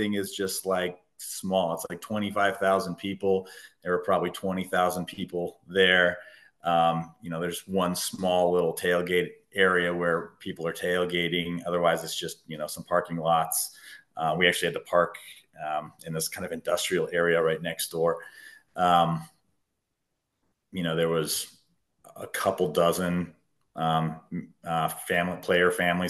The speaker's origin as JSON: {"language": "English", "region": "California", "country": "United States", "tie": "born or raised there", "moved": "as an adult", "lives_now": "Colorado, United States", "said": "I grew up in California. I was one of those transplants, right?"}